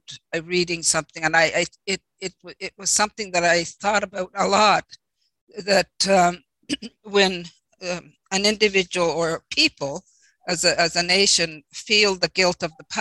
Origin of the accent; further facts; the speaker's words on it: Canada; I come from the Inuit community